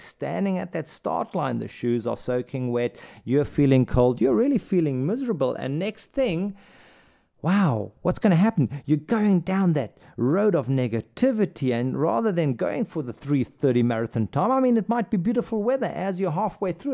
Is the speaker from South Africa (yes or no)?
yes; South Africa; also born or lived in Saudi Arabia / India; now in Germany; I'm from South Africa.